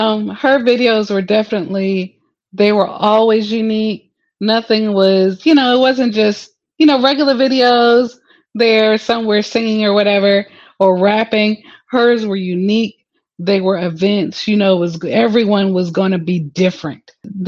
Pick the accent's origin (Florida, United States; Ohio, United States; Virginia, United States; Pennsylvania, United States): Virginia, United States; Newport News; I'm from where she's from, 757, I'm from Newport News.